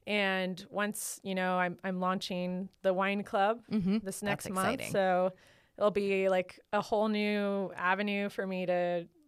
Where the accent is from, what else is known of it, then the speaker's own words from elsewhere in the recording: Lodi, California, United States; now in Sonoma County, United States; Like I grew up near Lodi area.